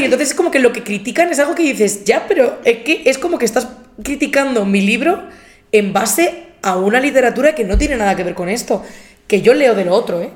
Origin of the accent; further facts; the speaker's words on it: Albatera, Valencian Community, Spain; moved away; Yo estaba en Albatera, que es mi pueblo